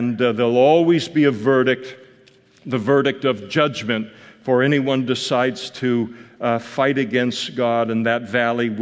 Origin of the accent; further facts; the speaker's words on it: Northern California, United States; I'm from Northern California